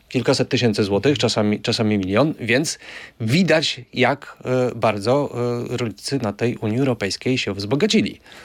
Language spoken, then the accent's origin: Polish; Lublin Voivodeship, Poland; Ja też jestem z Lubelszczyzny. Ja pamiętam, jak moja rodzina jeszcze w latach 80. właśnie, jeżeli było pole do zaorania, no to był koń